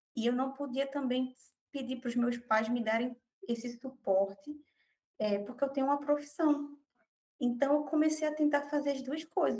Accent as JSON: {"language": "Portuguese", "town": "Recife", "region": "Pernambuco", "country": "Brazil", "tie": "born or raised there", "said": "nasci no Recife, moro aqui na região metropolitana"}